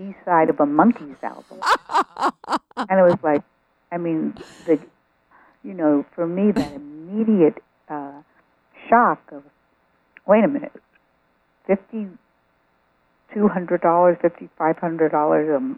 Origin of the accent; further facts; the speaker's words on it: New York, United States; what a lot of nice Jewish girls did in growing up in New York